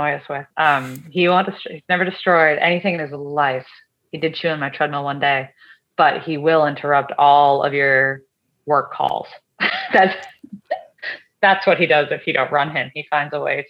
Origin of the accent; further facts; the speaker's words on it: outside of Boston, Massachusetts, United States; I was raised outside of Boston, Massachusetts